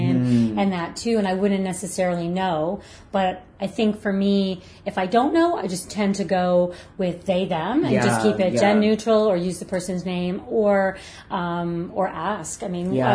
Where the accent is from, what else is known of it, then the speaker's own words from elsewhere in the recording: Brampton, Ontario, Canada; now in Nova Scotia, Canada; I grew up in Ontario, and it was, at the time, it was a small town. Gosh, it's Brampton.